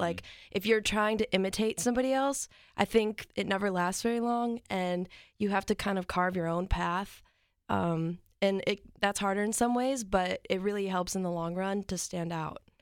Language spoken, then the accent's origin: English; New Lenox, Illinois, United States; now in Nashville, United States; I'm from New Lenox, Illinois